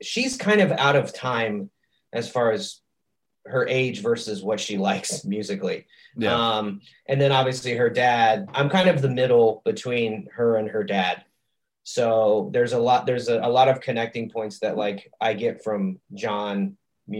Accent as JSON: {"language": "English", "town": "Fayetteville", "region": "Ohio", "country": "United States", "tie": "born or raised there", "moved": "as an adult", "lives_now": "Kansas City, United States", "said": "I grew up primarily in Ohio. A little town of south of Cincinnati called Fayetteville, Ohio."}